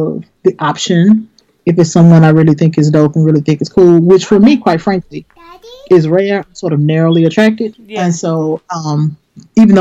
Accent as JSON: {"language": "English", "town": "Memphis", "region": "Tennessee", "country": "United States", "moved": "yes", "said": "I'm originally from Memphis and that's where I used to live"}